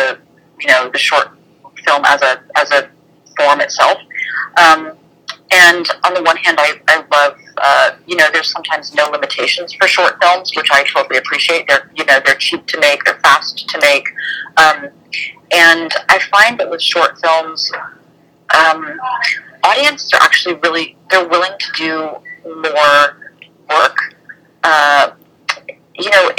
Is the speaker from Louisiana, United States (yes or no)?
no; Columbus, Ohio, United States; moved away; I grew up in Columbus